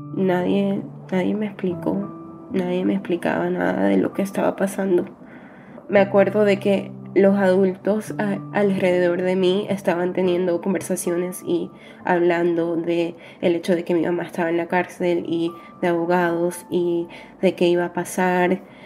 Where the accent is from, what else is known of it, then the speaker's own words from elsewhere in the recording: New York, United States; Vivo en Nueva York, nací aquí en Nueva York